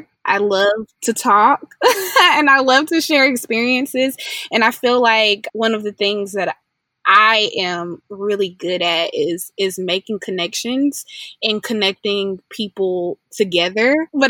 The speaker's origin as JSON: {"language": "English", "town": "Atlanta", "region": "Georgia", "country": "United States", "tie": "born or raised there", "also_born_or_lived": "Pine Bluff, Arkansas", "moved": "as an adult", "lives_now": "Fayetteville, United States", "said": "I'm from Atlanta, Georgia. However, now I reside in Fayetteville, Arkansas. I go to the University of Arkansas and the School of Journalism Department"}